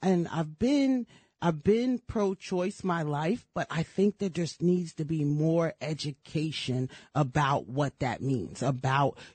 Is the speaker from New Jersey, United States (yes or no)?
yes; Cherry Hill, New Jersey, United States; I was raised in Cherry Hill, New Jersey